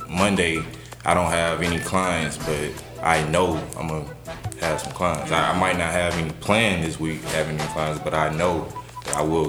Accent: Atlanta, Georgia, United States; I'm from, well, I grew up mostly in Atlanta, like my whole life. I went to Tri-Cities on the south side.

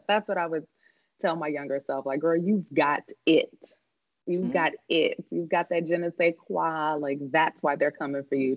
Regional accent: Kansas City, Missouri, United States; my hometown from Kansas City

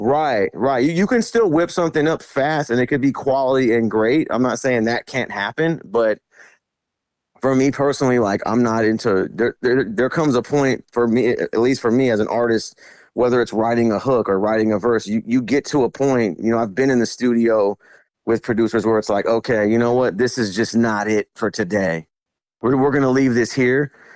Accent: Vallejo, California, United States; I was born and raised in Vallejo, California

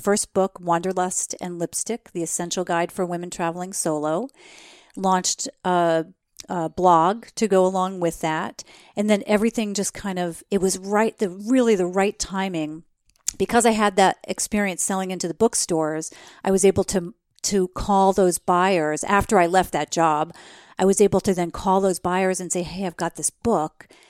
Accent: New Jersey, United States; I grew up in New Jersey

